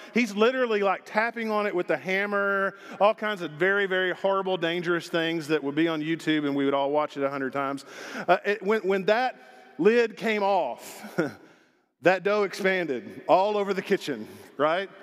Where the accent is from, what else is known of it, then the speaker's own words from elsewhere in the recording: Arkansas, United States; also born or lived in Texas / South Dakota; now in Longmont, United States; I grew up in Arkansas